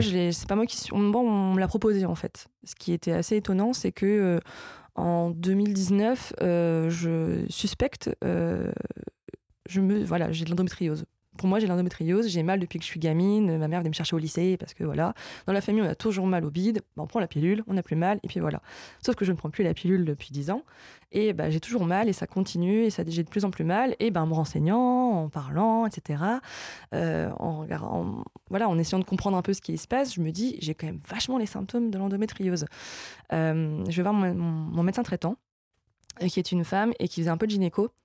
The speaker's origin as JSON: {"language": "French", "town": "Lille", "region": "Hauts-de-France", "country": "France", "said": "je suis lilloise"}